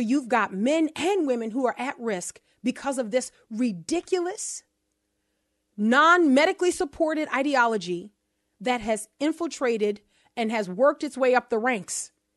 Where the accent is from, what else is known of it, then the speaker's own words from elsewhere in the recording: New Orleans, Louisiana, United States; accent: New Orleans; my first language, which is New Orleans